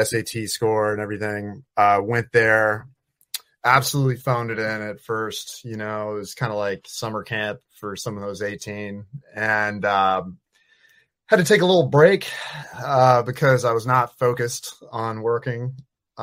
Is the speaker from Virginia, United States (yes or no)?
yes; Virginia, United States; moved away as an adult; also born or lived in Eugene, Oregon; I'm from Virginia